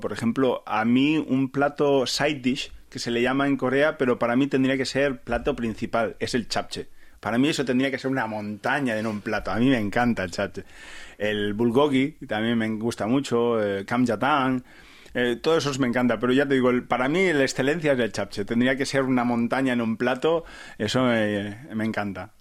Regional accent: a small town near Barcelona, Catalonia, Spain; moved away as an adult; also born or lived in Empordà, Girona; now in South Korea; yo soy de Barcelona, de un pueblecito cerca de Barcelona

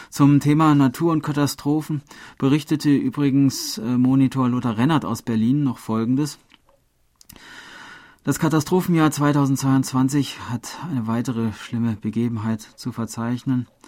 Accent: Niederschrems, Lower Austria, Austria; Selbst in meinem Heimatort Niederschrems und in der Stadt Schrems hieß es damals Land unter.

